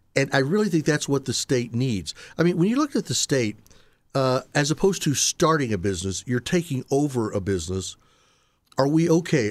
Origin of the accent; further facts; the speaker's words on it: Indianapolis, Indiana, United States; I was born in Indianapolis. I've spent most of my life in Indiana.